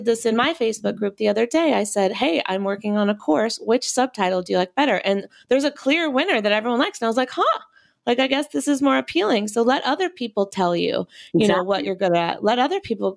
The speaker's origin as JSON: {"language": "English", "region": "North Carolina", "country": "United States", "said": "We're both from North Carolina"}